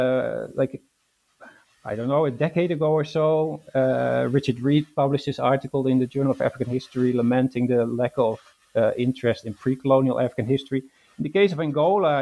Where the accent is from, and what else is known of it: Netherlands; born or raised there; moved away as an adult; also born or lived in London, United Kingdom; now in Glasgow, United Kingdom